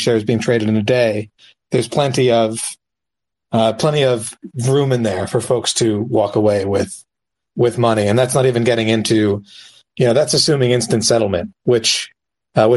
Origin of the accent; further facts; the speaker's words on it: United States; as an American myself